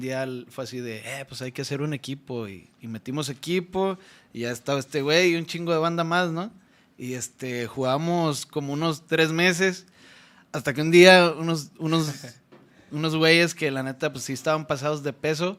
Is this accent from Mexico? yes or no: yes; Las Varas, Nayarit, Mexico; moved away; soy de Las Varas Nayarit, ahí cerquita de la costa